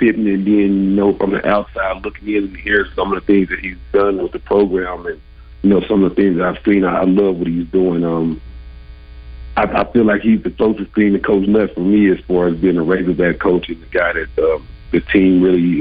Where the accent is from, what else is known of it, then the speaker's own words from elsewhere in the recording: Arkansas, United States; also born or lived in Oakland; Growing up in Arkansas